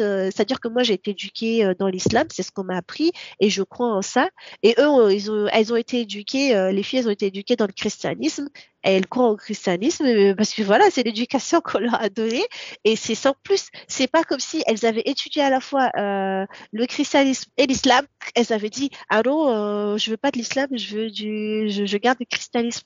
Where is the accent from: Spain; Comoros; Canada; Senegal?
Comoros; first language Comorian; French is a second language; now in France; je viens des, des Comores. Donc d'une des trois îles qui sont officiellement des îles comoriennes. Mon enfance, bah, comme je l'ai dit tout au début, euh, c'est rythmé par euh, bah, l'école coranique